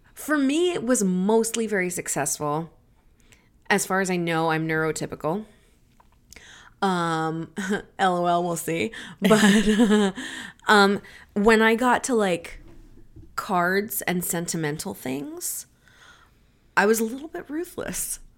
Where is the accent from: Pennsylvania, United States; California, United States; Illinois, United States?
Pennsylvania, United States; Philipsburg; moved away; I was staying in my hometown recently at my mom's house and, um, and my mall The Philipsburg Mall was built in nineteen eighty-nine